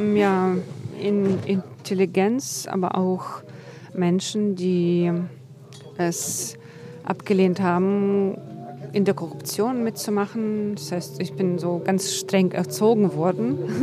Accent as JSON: {"language": "German", "region": "Western Ukraine", "country": "Ukraine", "tie": "born or raised there", "first_language": "Russian", "second_language": "German", "moved": "yes", "lives_now": "Berlin, Germany"}